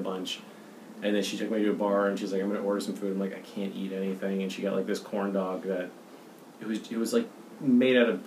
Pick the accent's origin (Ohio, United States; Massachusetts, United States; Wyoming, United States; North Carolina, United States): Massachusetts, United States; Boston; I'm from Boston. My mom's from Pittsburgh. My dad's from New Jersey